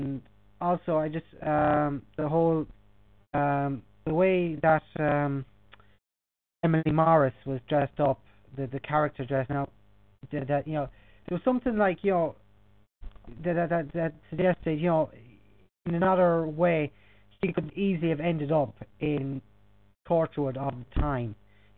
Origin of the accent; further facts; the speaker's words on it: Ireland; as an Irishman